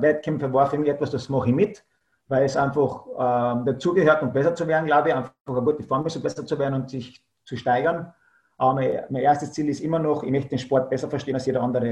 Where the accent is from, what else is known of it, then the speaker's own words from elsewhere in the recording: Klagenfurt, Carinthia, Austria; ich komme aus äh, Österreich, genauer gesagt aus Kärnten-Klagenfurt äh, in Klagenfurt habe ich meine Kampfsportschule